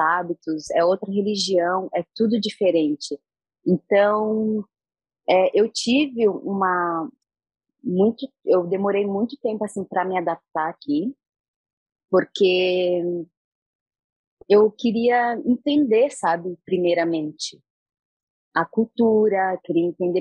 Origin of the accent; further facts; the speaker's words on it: Brazil; now in Egypt; eu sou brasileira